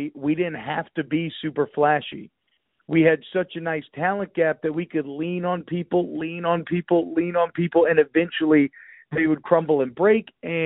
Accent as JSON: {"language": "English", "town": "Atlanta", "region": "Georgia", "country": "United States", "tie": "born or raised there", "moved": "as an adult", "lives_now": "Louisiana, United States", "said": "I moved from Louisiana when I was 4, and then I was in Atlanta until I was 18."}